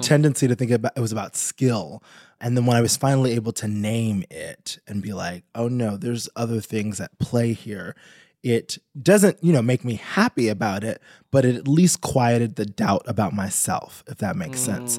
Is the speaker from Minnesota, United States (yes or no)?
no; New York, United States; I'm from New York